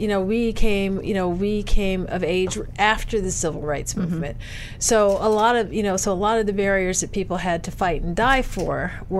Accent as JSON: {"language": "English", "town": "Detroit", "region": "Michigan", "country": "United States", "tie": "born or raised there", "also_born_or_lived": "New York", "moved": "as an adult", "said": "I grew up in Detroit."}